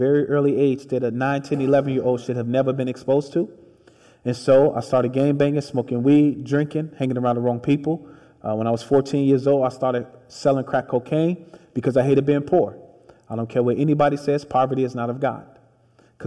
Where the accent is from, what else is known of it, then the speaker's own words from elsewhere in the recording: Chicago, Illinois, United States; I grew up in the projects on the south side of Chicago